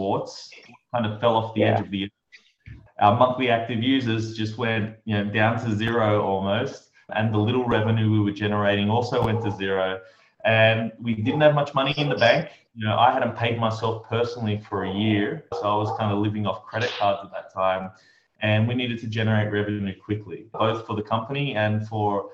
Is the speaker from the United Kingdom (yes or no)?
no; Australia; moved away as an adult; also born or lived in New York; I'm from Australia, and at 23 years old, I just boarded a one-way ticket to New York